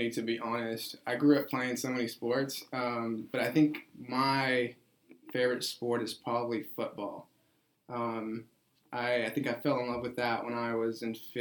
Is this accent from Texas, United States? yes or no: yes; Ferris, Texas, United States; also born or lived in Mexico; now in Corsicana, United States; I am from Mexico. I came here when I was 4 years old, but I grew up in Ferris, Texas